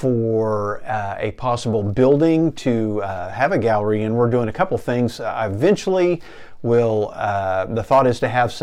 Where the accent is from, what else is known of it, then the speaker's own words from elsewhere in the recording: Enid, Oklahoma, United States; living the American dream here in small town Enid, Oklahoma